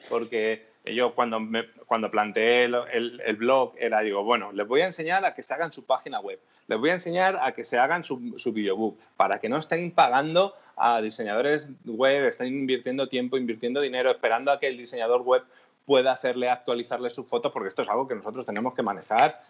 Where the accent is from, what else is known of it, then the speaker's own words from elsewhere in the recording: Madrid, Community of Madrid, Spain; yo siempre soy de Madrid